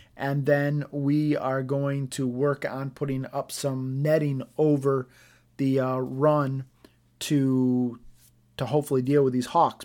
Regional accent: United States; as an American

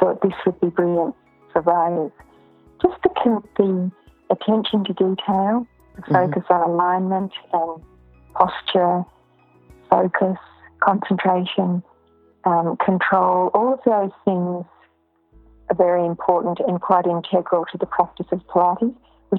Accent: Ballarat, Victoria, Australia; now in Melbourne, Australia; I was born in Ballarat and my family is still there

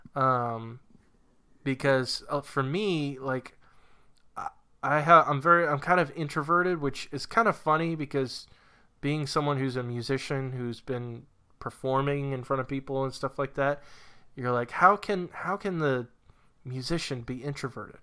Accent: New Hampshire, United States; moved away as an adult; now in Virginia, United States; moving from New Hampshire to Virginia

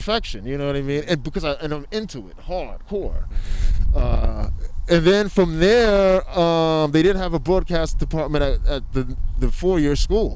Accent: New York, United States; moved away as an adult; also born or lived in Brooklyn; we're both from New York

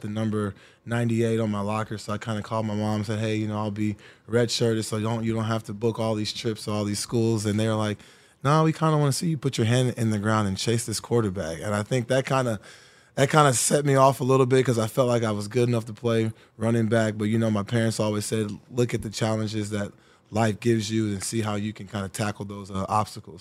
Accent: Texas, United States; moved away as an adult; also born or lived in Indianapolis / Buffalo; getting back to my home state, getting back to my home city

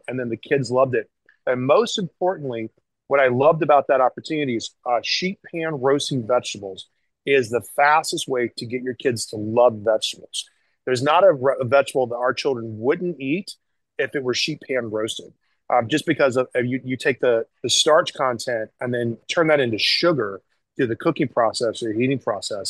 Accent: the South, United States; I grew up in the South.

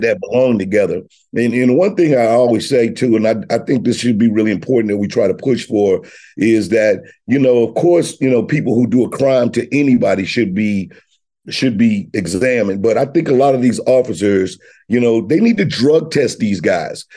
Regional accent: Missouri, United States; I'm from Missouri, so, you know, I both roll with the home state

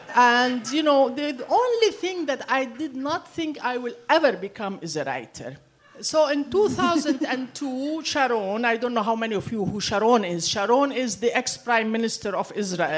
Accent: Syria; I grew up in Syria.

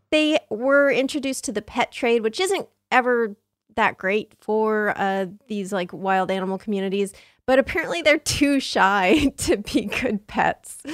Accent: San Diego, California, United States; I grew up in San Diego

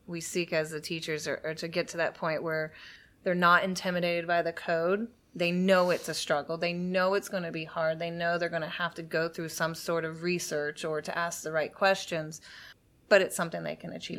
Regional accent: Sebastian, Florida, United States; also born or lived in Miami, Florida / London, England; I was actually born in Miami, Florida, but I grew up in Sebastian, which is about three hours north of Miami

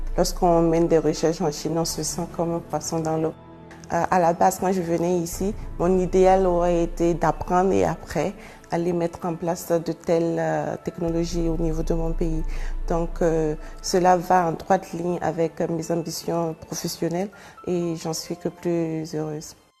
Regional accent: Ouagadougou, Centre, Burkina Faso; moved away as an adult; now in Chongqing, China; Je suis née au Burkina Faso, plus précisément à Ouagadougou

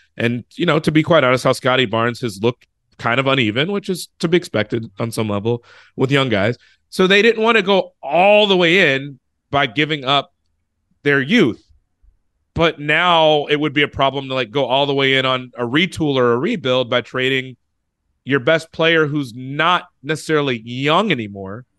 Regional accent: United States; I was from the States

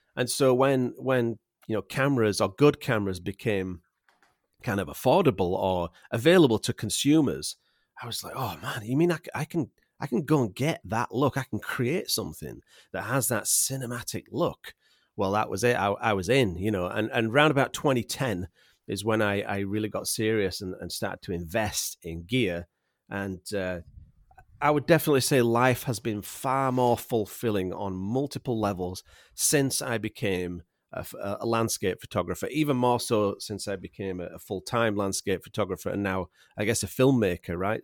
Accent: Yorkshire and the Humber, United Kingdom; accent: Yorkshire; moved away as an adult; now in Vancouver Island, Canada; I was raised in England and, and I was taught, uh, English in England

